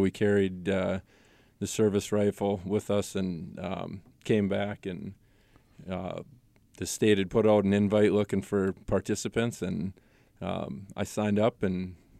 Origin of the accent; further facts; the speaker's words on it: Royalton, Minnesota, United States; now in Randall, United States; Little Falls. Royalton, actually. I went to high school in Little Falls and live in Randall now.